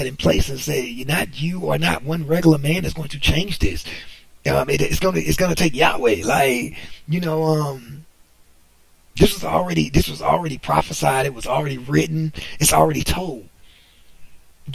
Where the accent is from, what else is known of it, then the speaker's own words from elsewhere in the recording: United States; I'm American. I was born here